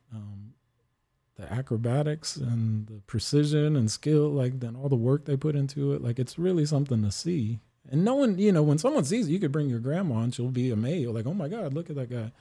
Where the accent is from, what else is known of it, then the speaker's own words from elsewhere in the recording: New Orleans, Louisiana, United States; also born or lived in California / Oregon; now in Austin, United States; That was in New Orleans where I grew up on the West Bank.